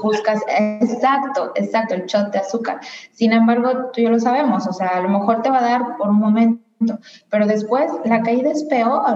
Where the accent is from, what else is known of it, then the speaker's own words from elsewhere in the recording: Guadalajara, Jalisco, Mexico; moved away; yo soy de Guadalajara, entonces cuando vivía en Guadalajara